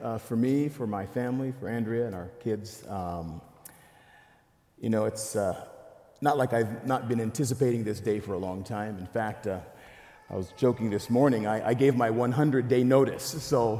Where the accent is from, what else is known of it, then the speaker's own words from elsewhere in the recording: DR Congo; moved away; I'm from the Democratic Republic of Congo